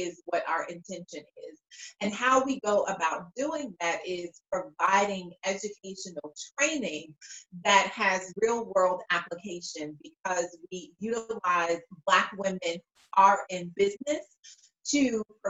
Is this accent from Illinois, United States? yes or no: yes; Chicago, Illinois, United States; I'm originally from the South Side of Chicago